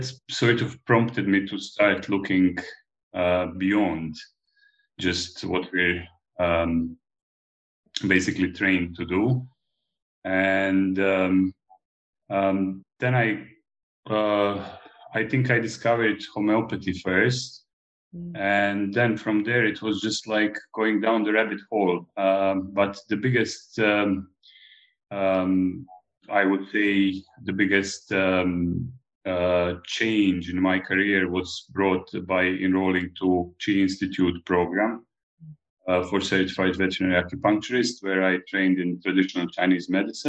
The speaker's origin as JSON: {"language": "English", "region": "Split-Dalmatia County", "country": "Croatia", "also_born_or_lived": "Belgrade, Serbia", "moved": "as an adult", "lives_now": "Malta", "said": "I come originally from Dalmatia, which is a province of Croatia in ex-Yugoslavia."}